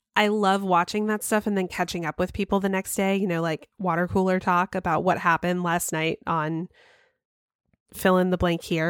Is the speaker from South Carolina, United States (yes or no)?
no; Cumming, Georgia, United States; moved away; I grew up in Cumming, Georgia